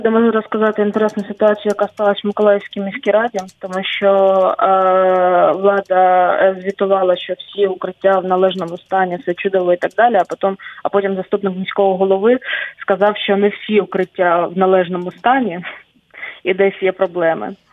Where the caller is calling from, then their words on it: Chernihiv Oblast, Ukraine; Я з Чернігівщини, Мониторили ли вы север Чернігівщини, ми недалеко очень от границі, причому от двох від білоруської від російської.